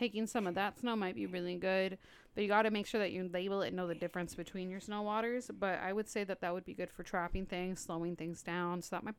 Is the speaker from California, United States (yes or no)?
yes; Los Angeles, California, United States; I'm born and raised in Los Angeles